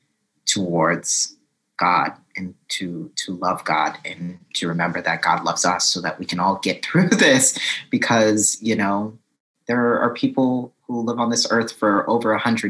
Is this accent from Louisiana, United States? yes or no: yes; New Orleans, Louisiana, United States; moved away; also born or lived in Houston, Texas; I am from New Orleans, and I actually am a Hurricane Katrina baby. I lived in New Orleans prior to Hurricane Katrina, moved away directly after the storm, and decided, my family decided to stay in Houston after the hurricane.